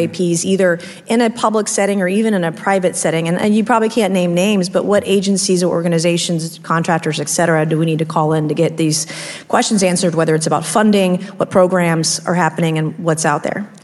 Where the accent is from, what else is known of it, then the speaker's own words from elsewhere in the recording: South Carolina, United States; my home state of South Carolina